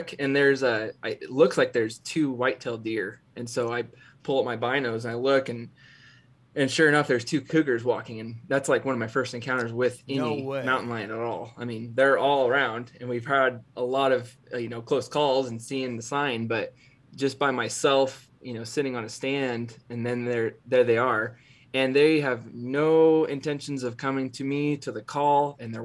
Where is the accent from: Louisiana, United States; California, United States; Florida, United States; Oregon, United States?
Oregon, United States; Cove; my hometown in Cove, Oregon